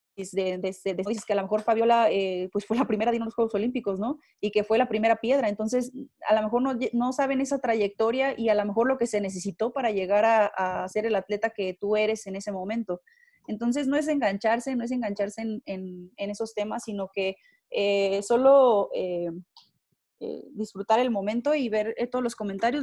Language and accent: Spanish; Mexico; nosotros como mexicanos